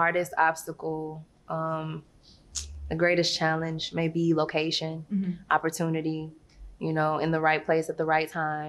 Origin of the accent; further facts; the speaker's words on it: Arkansas, United States; born there; I haven't been able to exactly settle in one place and say that I'm from there, but I was born in Arkansas.